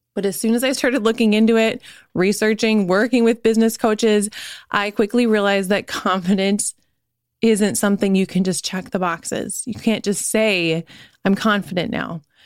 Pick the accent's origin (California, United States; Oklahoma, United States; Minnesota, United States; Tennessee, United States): Minnesota, United States; Minneapolis; We're from Minneapolis.